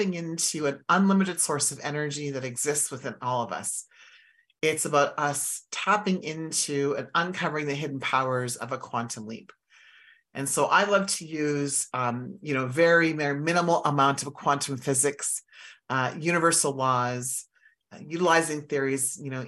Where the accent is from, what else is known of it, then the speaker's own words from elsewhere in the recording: Saskatchewan, Canada; I grew up in Saskatchewan